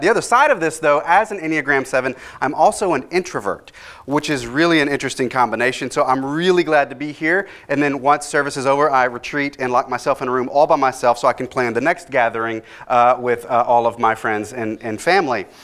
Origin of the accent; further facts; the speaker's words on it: Dallas, Texas, United States; I grew up in Dallas, so I grew up during the time of Robert Tilton